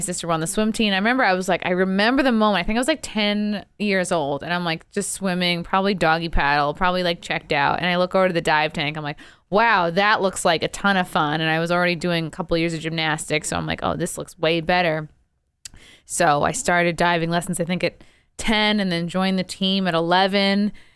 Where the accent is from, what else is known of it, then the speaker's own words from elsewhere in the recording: Rockville Centre, New York, United States; moved away; my grandmother lived in Oceanside. We lived in Rockville Center, very close. And it just, every summer, we were pool rats.